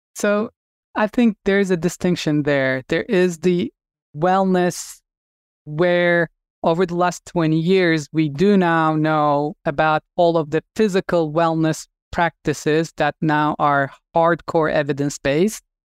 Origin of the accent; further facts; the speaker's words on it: Turkey; moved away as an adult; I'm originally from Turkey and I grew up wanting to be a surgeon. And, uh, I finished medical school in Turkey